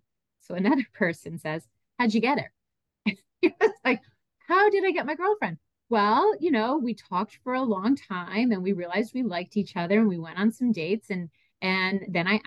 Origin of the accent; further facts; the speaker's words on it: Franklin Lakes, New Jersey, United States; also born or lived in North Carolina; I grew up in Bergen County, New Jersey, in Franklin Lakes